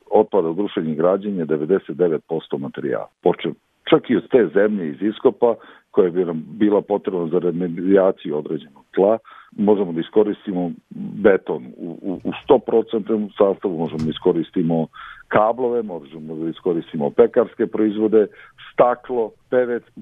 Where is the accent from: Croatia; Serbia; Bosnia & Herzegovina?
Serbia